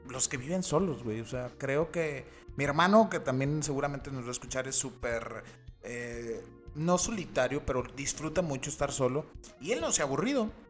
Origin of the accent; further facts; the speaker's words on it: Mexico; somos mexicanos